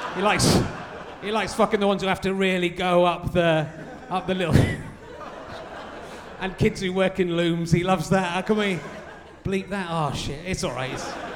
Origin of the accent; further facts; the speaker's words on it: Pocklington, Yorkshire and the Humber, United Kingdom; I'm a Yorkshireman as well